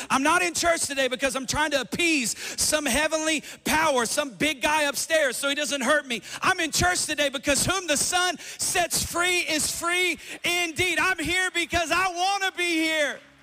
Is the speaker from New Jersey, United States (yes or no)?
no; Johnson City, Tennessee, United States; i said johnson city tennessee